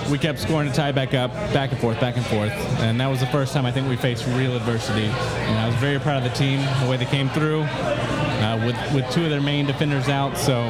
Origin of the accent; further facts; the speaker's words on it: Georgia, United States; moved away as an adult; also born or lived in Atlanta, Georgia; now in Indianapolis, United States; growing up in Georgia.